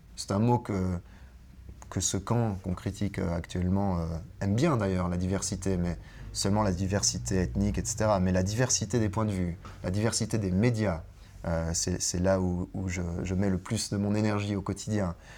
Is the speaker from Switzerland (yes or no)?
yes; French-speaking Switzerland, Switzerland; proche de chez nous, proche de chez moi, en Suisse romande